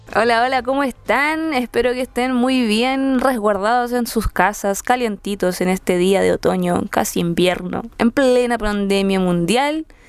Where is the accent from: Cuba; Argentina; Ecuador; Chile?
Chile; Quilpué, Valparaíso; moved away as an adult; now in Santiago, Chile; soy de Quilpué, Ciudad del Sol